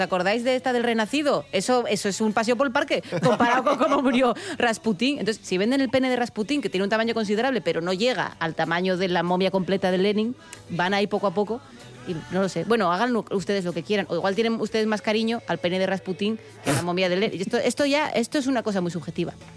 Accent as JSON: {"language": "Spanish", "town": "Avilés", "region": "Asturias", "country": "Spain", "tie": "born or raised there", "said": "Rubén y yo que somos de Avilés. Claro, en Avilés, cuando tú eras chavalete"}